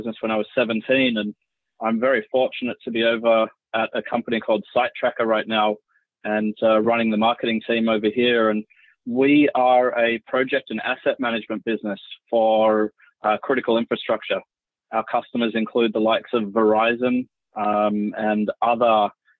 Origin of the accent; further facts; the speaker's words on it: Sydney, New South Wales, Australia; accent: Australian; moved away as an adult; now in United States; I'm from Sydney. The east coast of Australia, the capital of New South Wales. Grew up at Bondi Beach